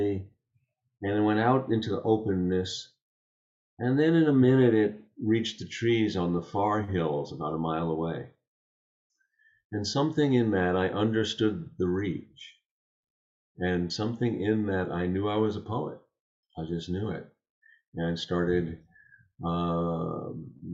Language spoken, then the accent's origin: English; Long Island, New York, United States; I grew up on Long Island outside of New York City.